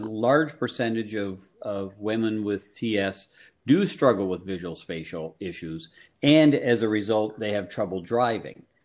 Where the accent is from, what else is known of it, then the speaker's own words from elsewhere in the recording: Guelph, Ontario, Canada; moved away as an adult; also born or lived in Cincinnati, Ohio / Detroit, Michigan; now in Vermont, United States; I'm originally from Canada in a place up near Toronto called Guelph, Ontario.